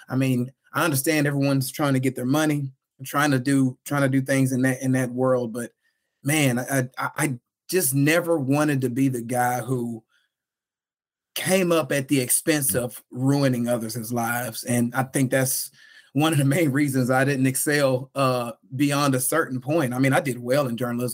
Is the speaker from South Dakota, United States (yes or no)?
no; Houston, Texas, United States; born or raised there; also born or lived in New Orleans, Louisiana